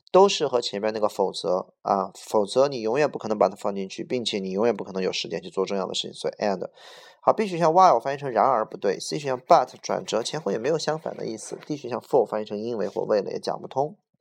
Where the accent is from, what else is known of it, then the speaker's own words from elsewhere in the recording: Beijing, China; 我是土生土长的北京人